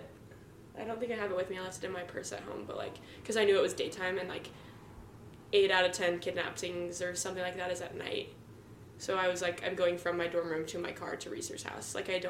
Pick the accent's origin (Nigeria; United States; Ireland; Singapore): United States; Atchison, Kansas; where my hometown is like a safe neighborhood, safe area.